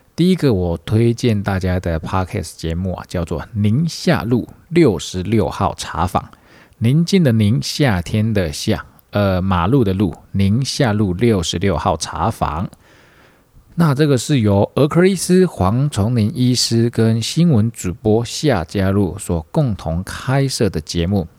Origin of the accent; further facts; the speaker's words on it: Tainan, Taiwan; 身为台南人的我们